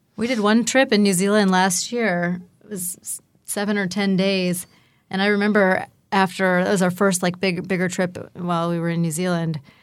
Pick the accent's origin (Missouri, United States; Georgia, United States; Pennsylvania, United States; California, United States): Pennsylvania, United States; Pittsburgh; moved away; also born or lived in Asheville; I'm from Pittsburgh